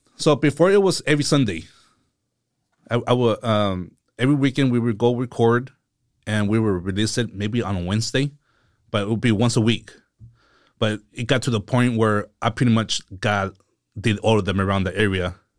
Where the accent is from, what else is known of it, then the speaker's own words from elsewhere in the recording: Seaside, California, United States; also born or lived in San Jose; I'm from, um, Seaside. So I was born in San Jose, and few months after I was born, we moved to Seaside, and I've been here ever since